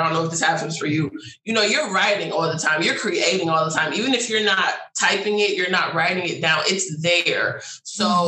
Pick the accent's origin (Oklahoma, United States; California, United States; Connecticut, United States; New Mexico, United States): Connecticut, United States; I'm from Connecticut.